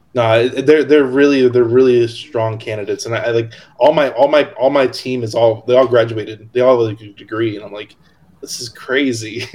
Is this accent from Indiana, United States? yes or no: yes; Hammond, Indiana, United States; moved away; also born or lived in Locust Grove, Georgia; I actually grew up in Hammond, which is by Chicago, and Indiana